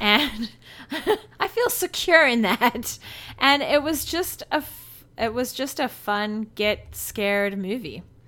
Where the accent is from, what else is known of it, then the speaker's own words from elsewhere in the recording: South Africa; moved away; growing up in South Africa, we went to lion parks